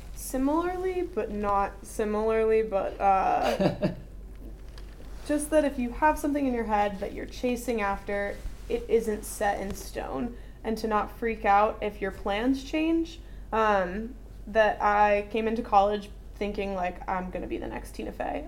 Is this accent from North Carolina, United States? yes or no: yes; North Carolina, United States; I grew up in North Carolina